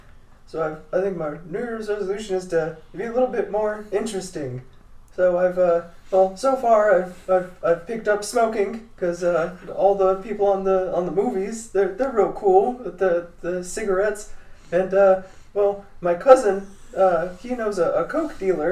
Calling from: Hays, Kansas, United States; Oh, I'm calling from Hayes, Kansas.

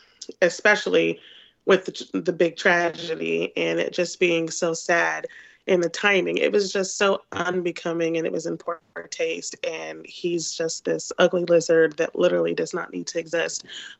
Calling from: St. Louis, Missouri, United States; Hello, it's … in St. Louis.

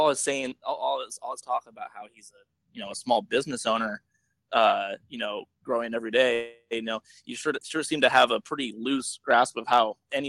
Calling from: Seattle, Washington, United States; I am calling from Seattle.

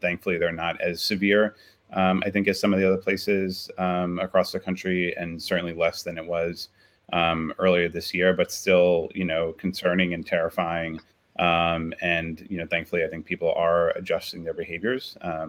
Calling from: New York City, New York, United States; So I'm calling from Sunnyside, which is in Queens, New York City.

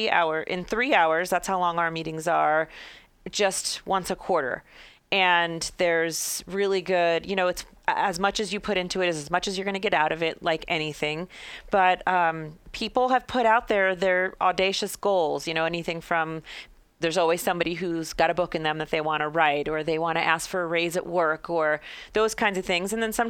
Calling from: Denver, Colorado, United States; so I'm talking from Denver, Colorado, and I belong to a crew that formed here.

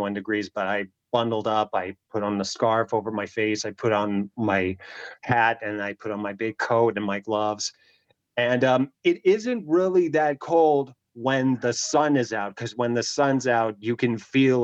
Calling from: Pennsylvania, United States; I'm calling in from Pennsylvania

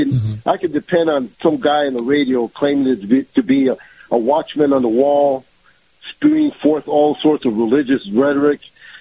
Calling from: Tampa, Florida, United States; Good morning, Kyle. … from Tampa.

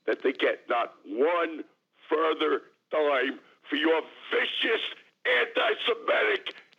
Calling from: Jackson Heights, New York, United States; from Jackson Heights.

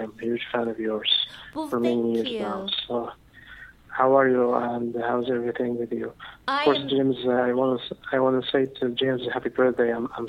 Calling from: Dubai, United Arab Emirates; This is …. I'm calling from Dubai.

